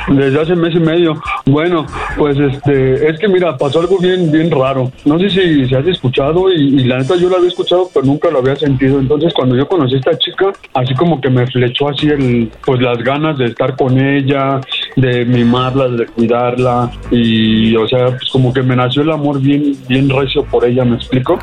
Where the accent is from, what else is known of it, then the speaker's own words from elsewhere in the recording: Mexico City, Mexico; yo soy de aquí de, de Aragón. Bueno, yo de Aragón soy